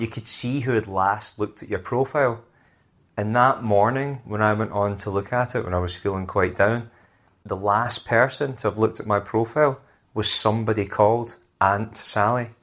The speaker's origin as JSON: {"language": "English", "region": "Scotland", "country": "United Kingdom", "moved": "yes", "lives_now": "London, United Kingdom", "said": "being Scottish"}